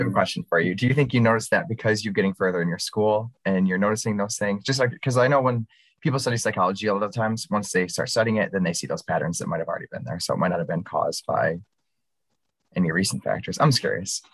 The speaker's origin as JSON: {"language": "English", "region": "Michigan", "country": "United States", "said": "I'm from Michigan"}